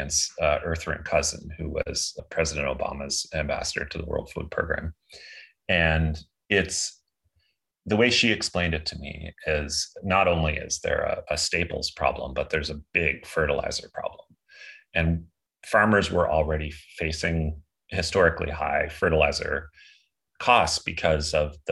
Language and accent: English; Canada; I'm a Canadian who's half Ukrainian